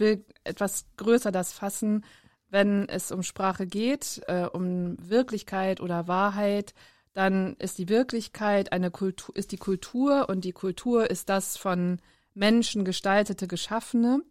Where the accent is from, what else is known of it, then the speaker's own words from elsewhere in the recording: Bremerhaven, Bremen, Germany; also born or lived in Darmstadt; Ich bin geboren in Darmstadt, aufgewachsen in Bremerhaven